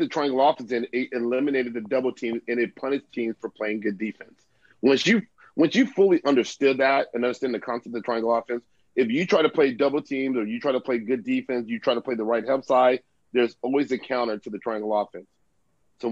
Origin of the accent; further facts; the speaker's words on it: United States; moved away as an adult; also born or lived in Philippines; I was growing up in the States